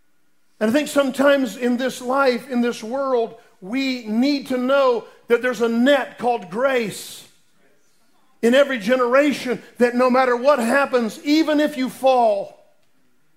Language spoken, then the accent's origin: English; Lake Mary, Florida, United States; I grew up in Lake Mary, Florida, down by near Orlando